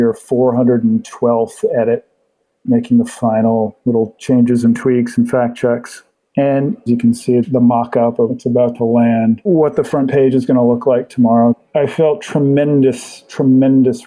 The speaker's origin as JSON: {"language": "English", "town": "Halifax", "region": "Nova Scotia", "country": "Canada", "tie": "born or raised there", "said": "Halifax, which is my hometown, Halifax, Nova Scotia"}